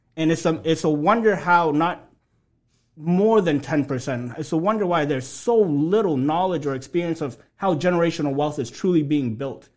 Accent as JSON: {"language": "English", "town": "Lawrence", "region": "Massachusetts", "country": "United States", "tie": "born or raised there", "also_born_or_lived": "Alabama", "said": "grew up in Lawrence, you know, right down the street from where we are today"}